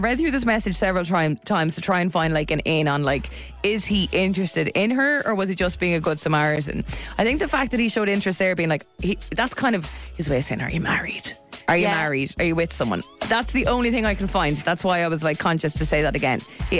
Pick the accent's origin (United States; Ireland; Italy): Ireland; Dublin, Leinster; I am from Dublin, but I had no idea where to turn down, and she didn't give me a street name.